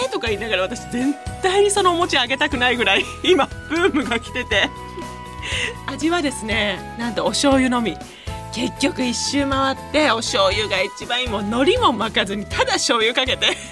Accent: Itoigawa, Niigata, Japan; moved away as an adult; 糸魚川高校ね私の出身校なんですけど

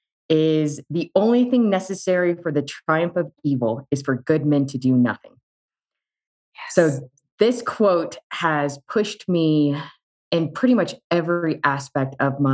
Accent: Charlottesville, Virginia, United States; I grew up in Charlottesville, Virginia.

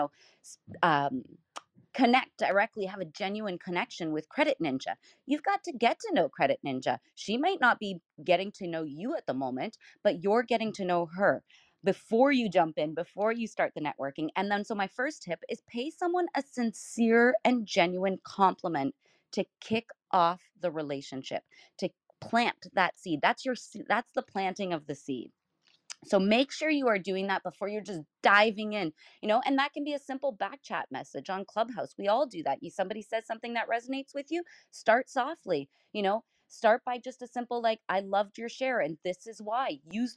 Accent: Canada; also born or lived in southwestern Ontario; as a Canadian

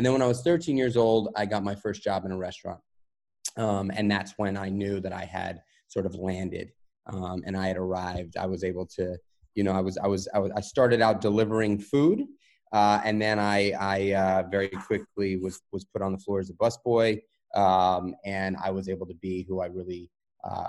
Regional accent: New York City, New York, United States; Raised New York City guy. I grew up in Manhattan in New York

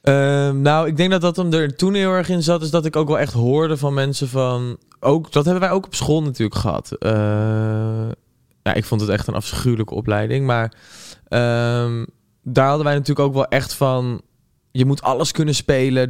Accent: Gouda, South Holland, Netherlands; now in Amsterdam, Netherlands; in Gouda kom of zo, waar ik vandaan kom

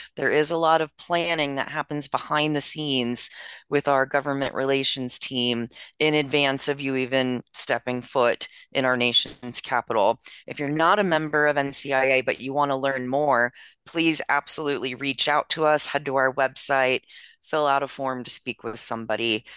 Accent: Maryland, United States; my home state of Maryland

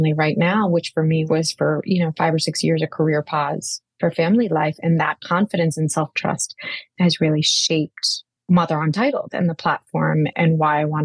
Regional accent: a very small town outside of Boston, Massachusetts, United States; also born or lived in India / Manhattan, New York; now in New York, United States; I was born in India and moved to America when I was three. My high school life was really shaped by trying to fit in a very small town outside of Boston

